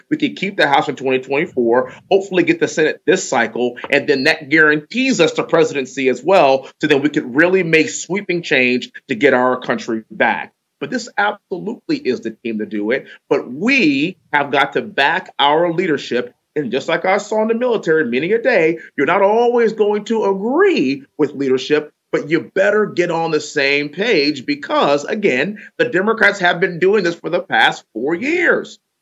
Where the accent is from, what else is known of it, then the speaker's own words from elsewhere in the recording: Houston, Texas, United States; growing up in Houston, Texas, we used to have smog alerts